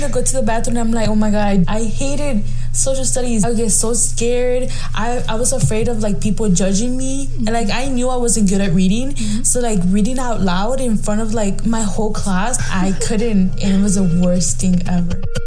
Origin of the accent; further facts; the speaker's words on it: Mexico; accent: Mexican; English is a second language; now in United States; my broken, thick accent, so I'm fine with you saying I have Mexican